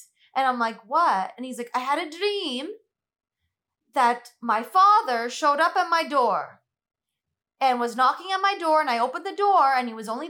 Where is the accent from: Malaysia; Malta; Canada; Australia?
Malta